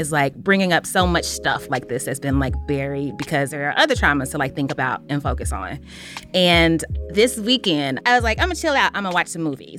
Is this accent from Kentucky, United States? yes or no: yes; Louisville, Kentucky, United States; I'm from Louisville, which is where she was murdered.